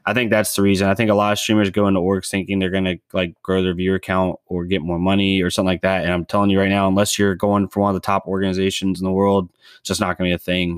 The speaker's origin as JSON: {"language": "English", "country": "United States", "said": "as an American"}